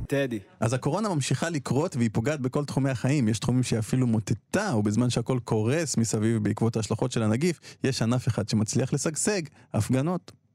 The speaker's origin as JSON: {"language": "Hebrew", "town": "Beersheba", "region": "Southern District", "country": "Israel", "tie": "born or raised there", "said": "אני נולדתי שם, כאילו, בבירת הנגב אני נולדתי, אה, בבאר שבע"}